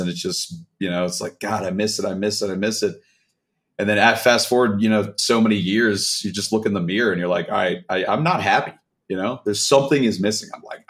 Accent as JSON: {"language": "English", "town": "Baltimore", "region": "Maryland", "country": "United States", "moved": "yes", "lives_now": "Atlanta, United States", "said": "So I'm originally from Baltimore, Maryland"}